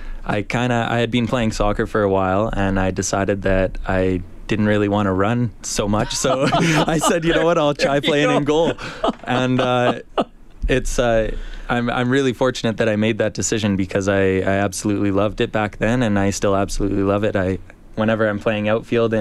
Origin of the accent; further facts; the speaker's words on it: Edmonton, Alberta, Canada; I was born and raised in Edmonton.